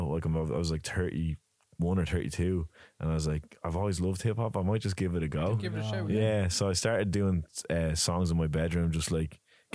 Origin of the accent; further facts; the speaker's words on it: Dublin, Leinster, Ireland; I grew up in Clontilla